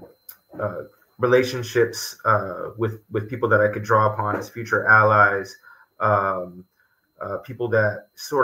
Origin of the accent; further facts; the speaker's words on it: Los Angeles, California, United States; now in New York, United States; I grew up in Los Angeles